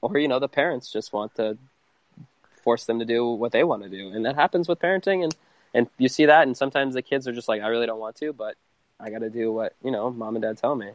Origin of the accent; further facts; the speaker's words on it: Connecticut, United States; now in Phoenix, United States; We're from Connecticut originally, and so obviously back east